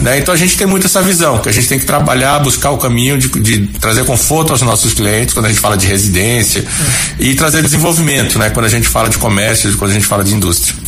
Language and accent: Portuguese; Recife, Pernambuco, Brazil; moved away as an adult; also born or lived in Aracaju, Sergipe / Minas Gerais; now in Campo Grande, Brazil; eu nasci em Recife, eu sou pernambucano. pernambucano. Fui criado